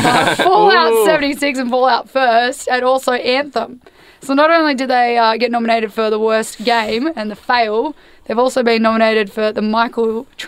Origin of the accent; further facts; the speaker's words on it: Australia; we're from Australia where there is no internet.